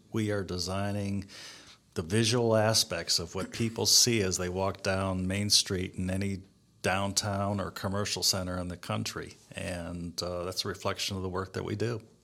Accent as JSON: {"language": "English", "town": "Cleveland", "region": "Ohio", "country": "United States", "said": "I'm from Cleveland, Ohio. Uh, lived here most of my life."}